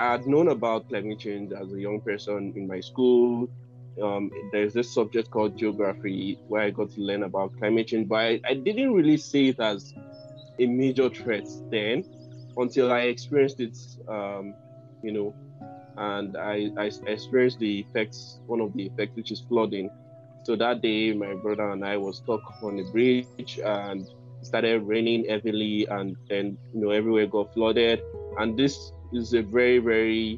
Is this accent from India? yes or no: no; Nigeria; I'm from Nigeria